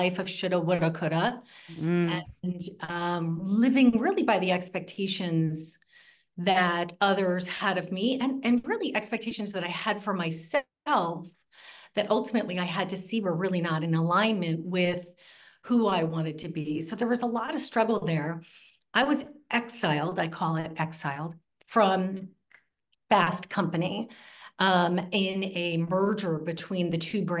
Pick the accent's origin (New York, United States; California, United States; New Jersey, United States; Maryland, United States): New Jersey, United States; I grew up in New Jersey, and I grew up with a mother who was a bit of a trailblazer